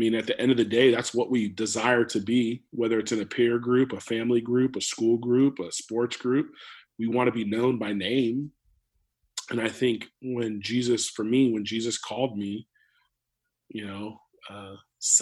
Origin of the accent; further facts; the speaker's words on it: California, United States; moved away as an adult; also born or lived in Chelan, Washington; now in Tri-Cities, United States; being a California kid growing up in California